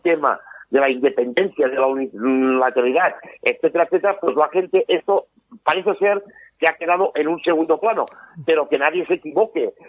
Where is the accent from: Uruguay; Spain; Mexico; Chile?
Spain; Catalonia; los que somos de Cataluña, yo te puedo decir que me miro evidentemente TV3